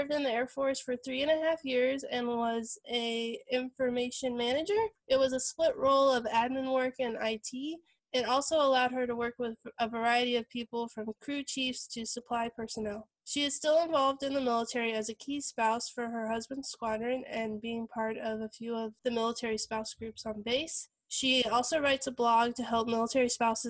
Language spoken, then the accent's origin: English; California, United States; moved away; also born or lived in Virginia; I'm from California